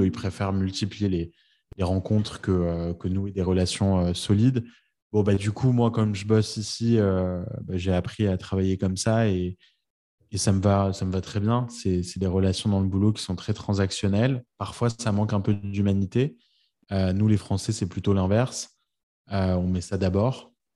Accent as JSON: {"language": "French", "country": "France", "moved": "as an adult", "lives_now": "New York, United States", "said": "quand on est français"}